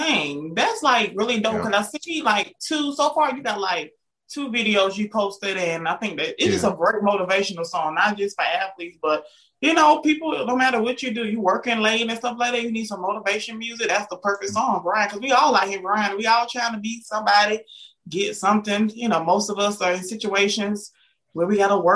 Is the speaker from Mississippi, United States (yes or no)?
no; Augusta, Georgia, United States; I'm from Augusta, Georgia